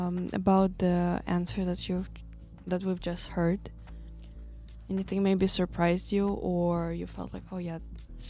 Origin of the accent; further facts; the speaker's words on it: Kazakhstan; I'm from Kazakhstan